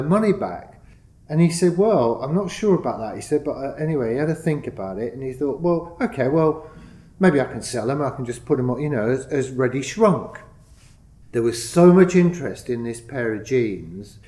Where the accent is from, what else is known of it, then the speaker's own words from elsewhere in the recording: Leicester, East Midlands, United Kingdom; now in London, United Kingdom; my hometown of Leicester